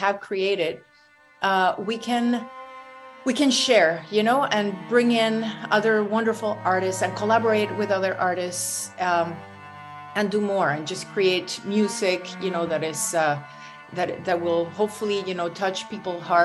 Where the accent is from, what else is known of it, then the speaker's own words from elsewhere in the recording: Venezuela; now in Toronto, Canada; I'm originally from Venezuela, but this is where I live